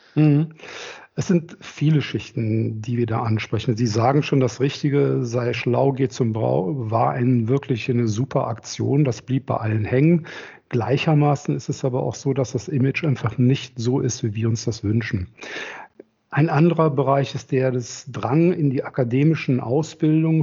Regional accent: Rhineland, Germany; also born or lived in Berlin; komme aus dem Rheinland, verheiratet zwei Kinder, bin hier groß geworden im Rheinland.

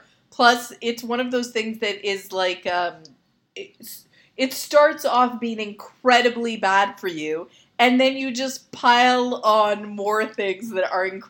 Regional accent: Canada; I'm Canadian

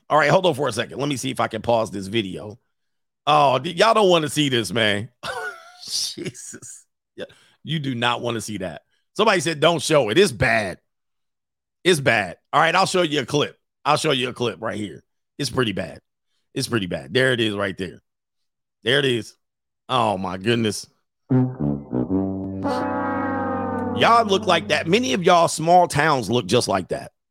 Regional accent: California, United States; I'm from California.

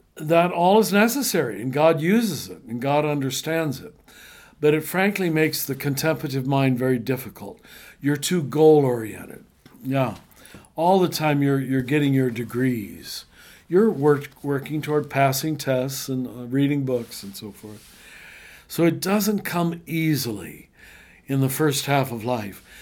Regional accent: Kansas, United States; I am a little white Catholic boy growing up in Kansas

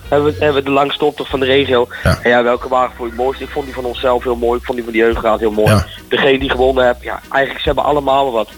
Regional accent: Houten, Utrecht, Netherlands; also born or lived in Zwolle; ik ben geboren in Zwolle, allemaal heel gauw naar Houten gekomen. Dus eh, ja, ik, ik kom oorspronkelijk uit Houten. Ik woon ook nu in Houten.

